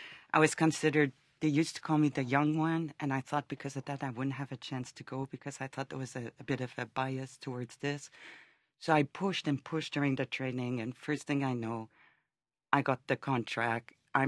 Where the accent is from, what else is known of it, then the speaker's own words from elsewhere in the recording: Canada; And being Canadian, I never understood how people could go those extremes.